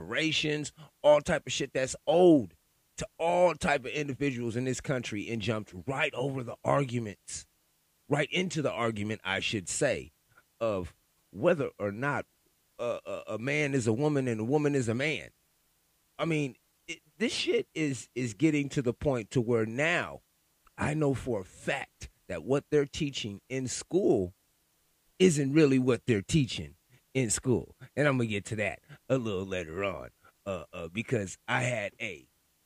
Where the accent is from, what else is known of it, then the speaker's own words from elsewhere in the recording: Sacramento, California, United States; I'm from Sacramento, California